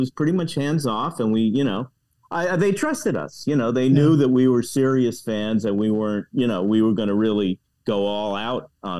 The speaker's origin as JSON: {"language": "English", "town": "New York City", "region": "New York", "country": "United States", "tie": "born or raised there", "moved": "yes", "lives_now": "Los Angeles, United States", "said": "I remember being a kid growing up in New York City"}